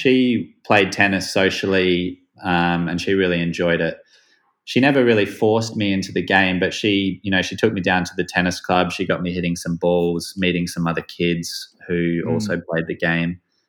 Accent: Perth, Western Australia, Australia; I grew up in Perth in Australia in a nice like outdoor environment, and I was very sporty.

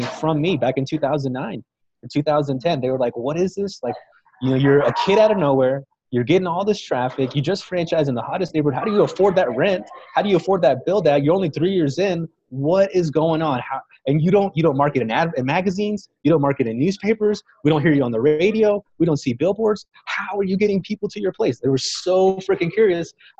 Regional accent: Fort Worth, Texas, United States; moved away as an adult; also born or lived in Dallas, Texas / Austin, Texas; Fort Worth, Texas, where I'm from, my hometown

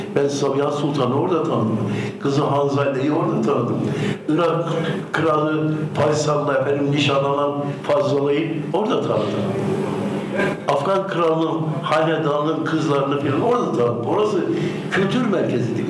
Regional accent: Urfa, Şanlıurfa, Turkey; moved away as an adult; also born or lived in Istanbul; Ben Urfalıyım diyorum.

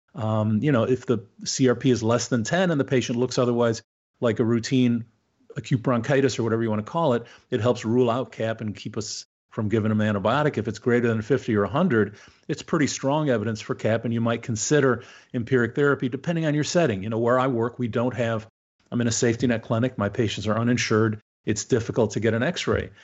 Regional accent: Canada; now in United States; I'm Canadian originally, so I, I'd like to think it's better in my homeland.

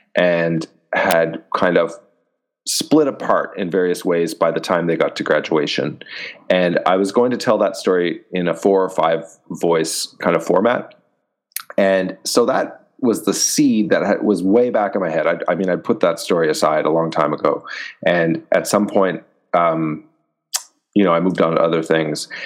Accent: Canada; I'm Canadian, and I've been publishing in Canada since 2012

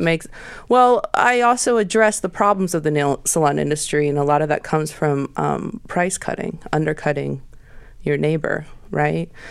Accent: Portland, Oregon, United States; moved away; when I was growing up in Portland in the '90s

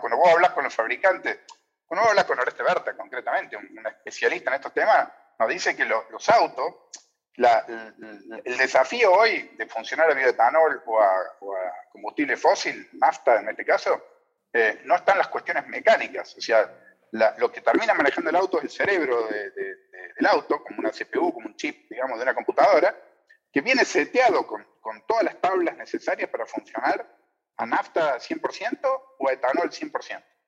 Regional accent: Argentina

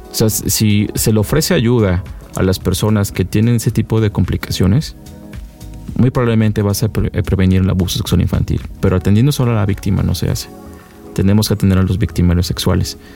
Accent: Mexico; solamente somos tres mexicanos

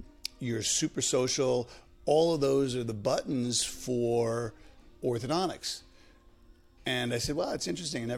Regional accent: New York City, New York, United States; moved away as an adult; also born or lived in Boston, Massachusetts; now in Westwood, United States; I grew up in the Bronx with my mother

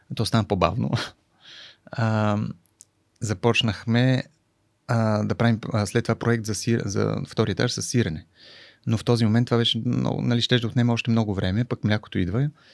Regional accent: Sofia, Sofia City, Bulgaria; moved away as an adult; also born or lived in France; Аз съм от София, от младост

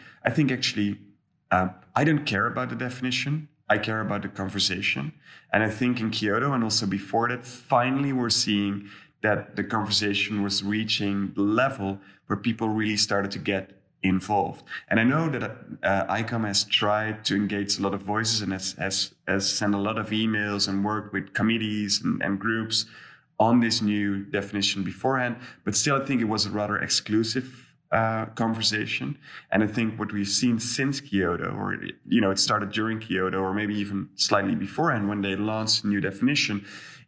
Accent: Netherlands; I'm from the Netherlands

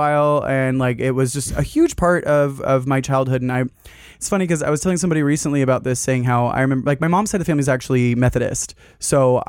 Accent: Collierville, Tennessee, United States; also born or lived in Memphis, Tennessee; now in Los Angeles, United States; I'm from Memphis, Tennessee. I now live in Los Angeles, but yeah, I grew up in just outside of Memphis, Tennessee, in a little small town called Collierville

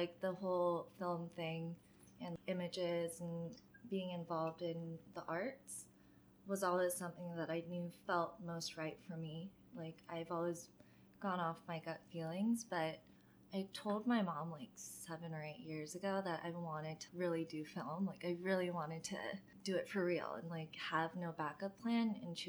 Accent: Maryland, United States; For me, whenever I talk about Maryland, it's always just like the opening chapter of my book

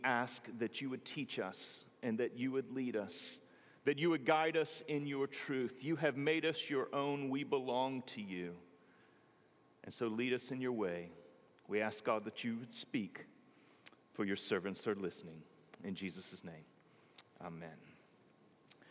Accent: Greenville, North Carolina, United States; moved away; The one Presbyterian church in my hometown, it was on the corner of 14th and Elm, was just simply too much for my family. So Jarvis Memorial became our adopted church.

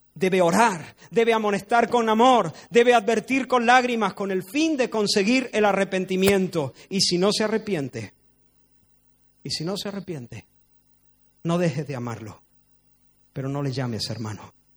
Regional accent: Spain; no soy español, porque de hecho he nacido en España

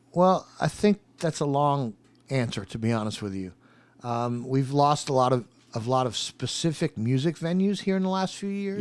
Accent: New York, United States; also born or lived in Oceanside, New York; now in Charlotte, United States; I grew up in New York, uh, right on the edge of Manhattan, on the edge of Queens. Uh, and I, um, I'm still a total New Yorker, even though Charlotte is very, very much home for me.

